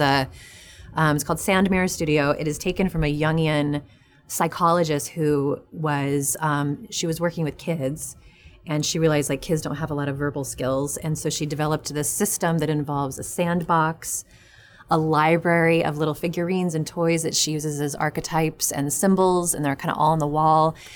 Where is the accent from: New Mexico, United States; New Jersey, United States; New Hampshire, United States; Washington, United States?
New Mexico, United States; moved away; also born or lived in New York; I'm from New Mexico originally.